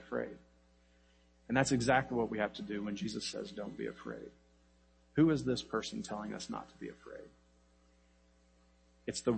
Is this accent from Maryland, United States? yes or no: no; Kansas, United States; I grew up in Kansas in the middle of nowhere, and it was what we called Tornado Alley.